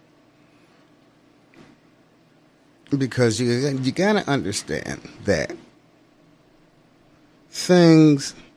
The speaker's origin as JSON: {"language": "English", "country": "United States", "tie": "born or raised there", "also_born_or_lived": "New Jersey / Philadelphia, Pennsylvania", "said": "I grew up partially in Jersey, and I grew up partially in Philly"}